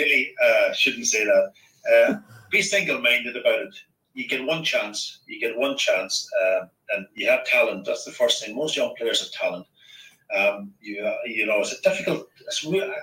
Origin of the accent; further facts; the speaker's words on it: County Donegal, Ireland; I grew up in Donegal